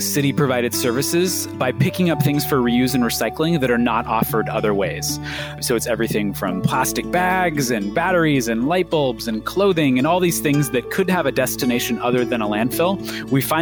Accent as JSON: {"language": "English", "town": "Seattle", "region": "Washington", "country": "United States", "tie": "born or raised there", "said": "I grew up in the Seattle area"}